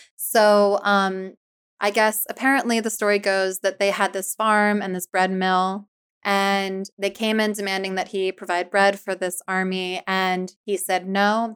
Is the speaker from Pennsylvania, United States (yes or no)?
yes; Philadelphia, Pennsylvania, United States; also born or lived in New Jersey; I'm from Philly